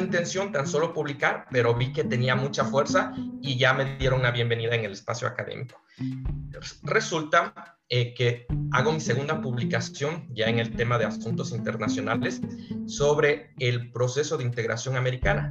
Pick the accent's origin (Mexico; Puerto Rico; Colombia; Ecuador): Ecuador; Quito, Pichincha; now in Spain; Quito fue mi ciudad. Yo soy quiteño